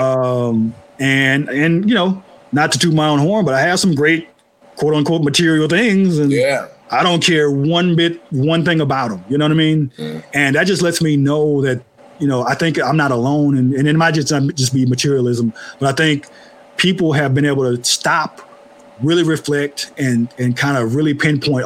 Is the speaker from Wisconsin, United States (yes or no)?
no; Oakland, California, United States; I'm from Oakland. We have that same spirit, working class